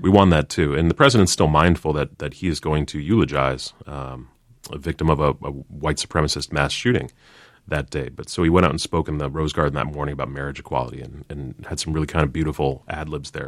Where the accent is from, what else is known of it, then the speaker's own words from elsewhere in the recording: Chicago, Illinois, United States; Barack Obama and I have in common, uh, we're both from Chicago